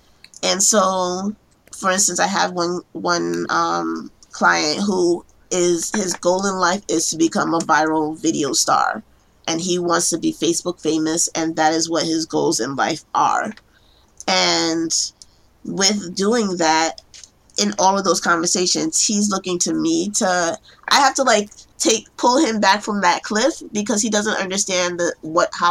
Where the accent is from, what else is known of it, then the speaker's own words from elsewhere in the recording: New York City, New York, United States; I am a case planner in New York, born and raised in Brooklyn